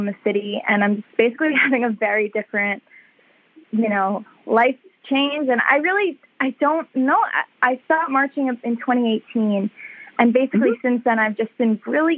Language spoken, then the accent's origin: English; New York, United States; also born or lived in Pennsylvania; I'm from New York